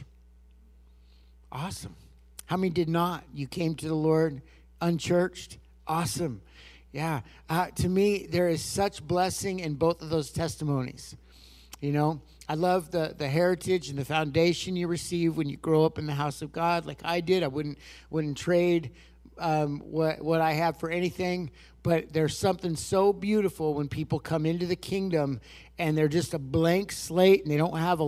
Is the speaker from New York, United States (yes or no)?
no; Lake County, California, United States; also born or lived in Redding, California; we grew up there in Lake County, California